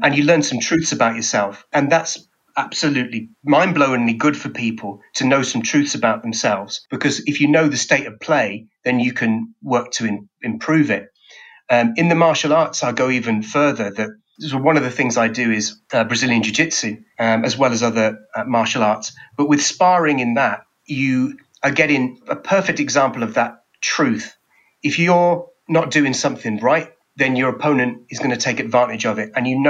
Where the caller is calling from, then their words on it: England, United Kingdom; I'm speaking here from England.